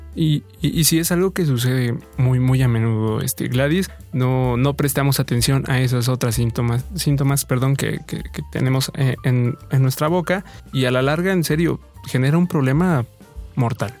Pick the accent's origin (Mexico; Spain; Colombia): Mexico; como buenos mexicanos